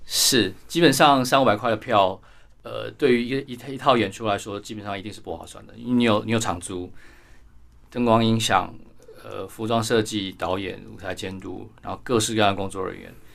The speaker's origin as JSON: {"language": "Chinese", "country": "Taiwan", "said": "我们台湾人的英文可能还是没有本土的美"}